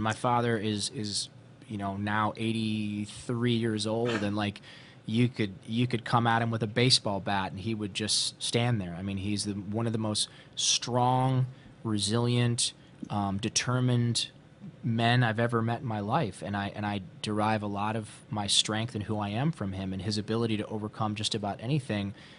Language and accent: English; Ohio, United States; growing up in Ohio